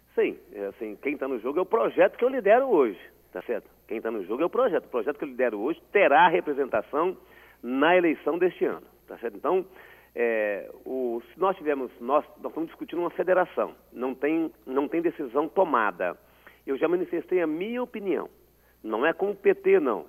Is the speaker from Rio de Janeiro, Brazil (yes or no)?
no; Espírito Santo, Brazil; como capixaba